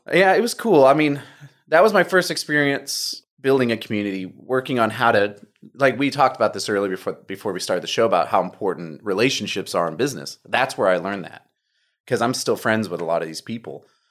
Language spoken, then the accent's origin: English; Humble, Texas, United States; also born or lived in Oklahoma / Phoenix, Arizona / New York; I was born in Humble, so I'm a local boy.